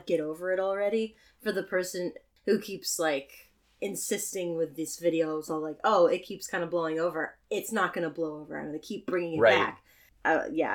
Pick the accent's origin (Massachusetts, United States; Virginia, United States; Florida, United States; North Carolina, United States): Virginia, United States; moved away; I was born in Virginia